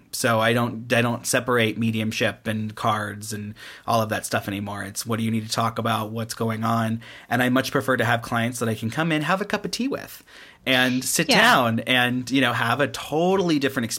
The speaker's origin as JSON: {"language": "English", "region": "Midwest", "country": "United States", "moved": "yes", "lives_now": "California, United States", "said": "I'm from the Midwest"}